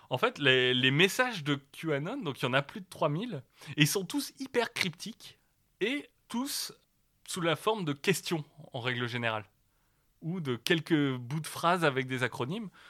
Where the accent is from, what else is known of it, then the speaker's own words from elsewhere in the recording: the North, Hauts-de-France, France; moi je viens du Nord